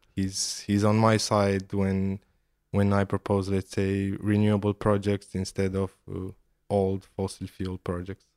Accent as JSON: {"language": "English", "town": "Ploiești", "region": "Prahova", "country": "Romania", "tie": "born or raised there", "said": "I grew up in Ploiești, which is the oil and gas capital of Romania"}